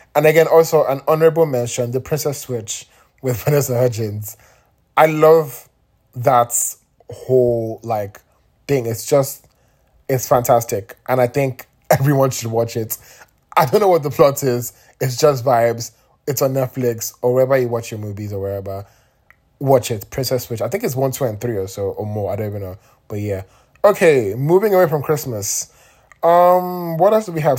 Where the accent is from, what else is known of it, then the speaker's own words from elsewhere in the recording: Nigeria; I'm Nigerian